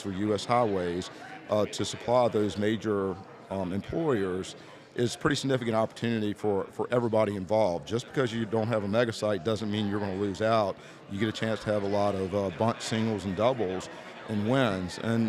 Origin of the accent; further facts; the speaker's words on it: Rice, Virginia, United States; my hometown